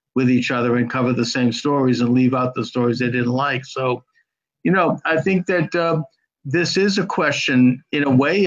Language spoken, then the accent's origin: English; Boston, Massachusetts, United States; I'm from Boston